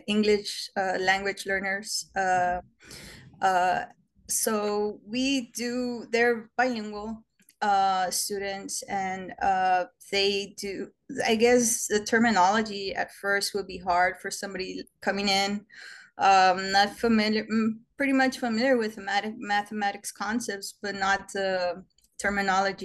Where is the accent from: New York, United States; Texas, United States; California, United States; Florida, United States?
Texas, United States; Brownsville; I'm from Brownsville, Texas. I was born here and raised here